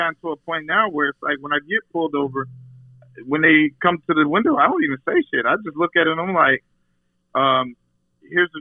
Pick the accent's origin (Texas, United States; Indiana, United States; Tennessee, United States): Texas, United States; also born or lived in Dallas; now in Chicago, United States; my experience growing up in Texas